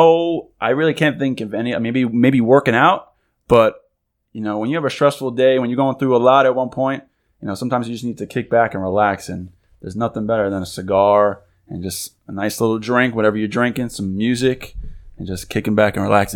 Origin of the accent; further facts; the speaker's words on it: Long Island, New York, United States; moved away as an adult; also born or lived in Lower Westchester, New York; now in Westchester, United States; I'm born and raised in Long Island, but I actually just moved almost a year ago. Now I'm in Lower Westchester.